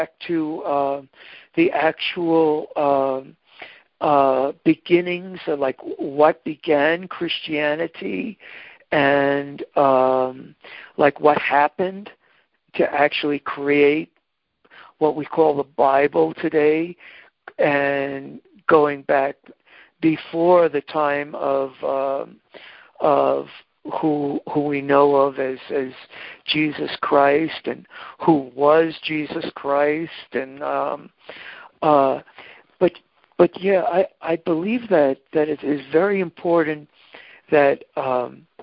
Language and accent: English; Hicksville, New York, United States; I grew up in Hicksville, Long Island